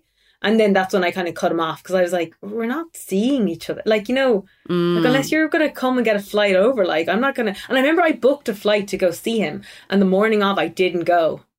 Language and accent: English; Tipperary, Munster, Ireland; I grew up in South Ireland in Tipperary, where the accent is really, really strong. And since I started working in media at 18, I did forcefully mellow my accent out.